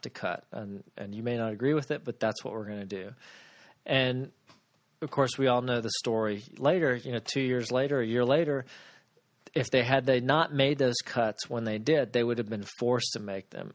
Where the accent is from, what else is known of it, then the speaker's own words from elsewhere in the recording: Ocala, Florida, United States; I grew up in Florida, and in Florida we had a, an ocala in the middle of the state where I grew up.